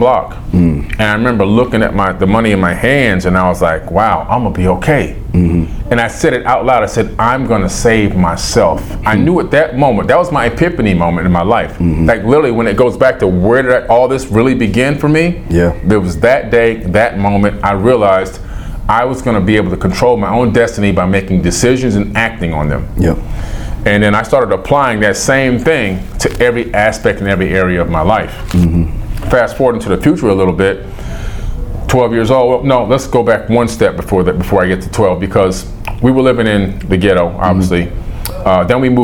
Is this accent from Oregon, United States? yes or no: no; New York City, New York, United States; moved away; also born or lived in Opa-locka, Miami, Florida; I was born in Queens General Hospital in New York City